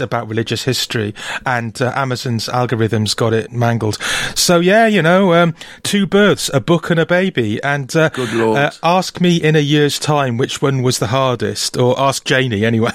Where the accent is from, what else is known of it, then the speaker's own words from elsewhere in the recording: Wales, United Kingdom; now in Brighton, United Kingdom; I, a Welshman